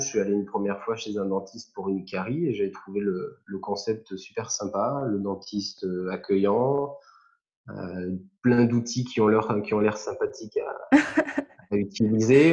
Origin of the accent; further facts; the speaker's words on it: Antibes, Provence-Alpes-Côte d'Azur, France; moved away as an adult; now in Var, France; j'habitais à Antibes, puisque je viens des Alpes-Maritimes